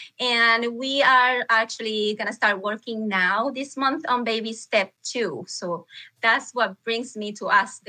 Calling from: Palmer, Alaska, United States; I'm calling from Palmer, Alaska.

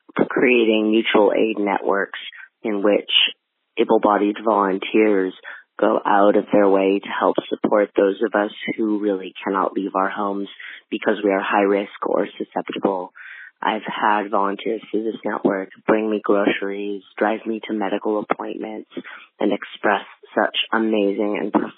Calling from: Oakland, California, United States; I'm calling in from Oakland, California.

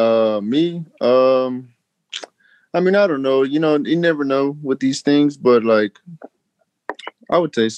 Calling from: Houston, Texas, United States; I'm coming from Houston.

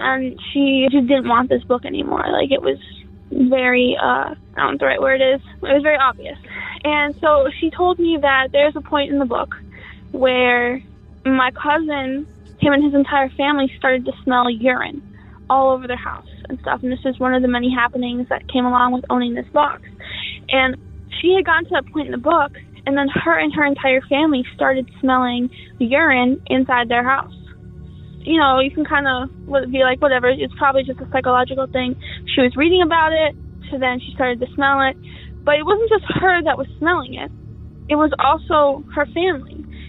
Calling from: Minnesota, United States; I'm calling from Minnesota.

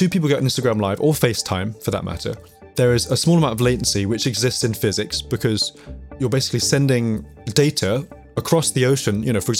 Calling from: London, United Kingdom; I'm calling from North London, calling from my lockdown location, my family music room.

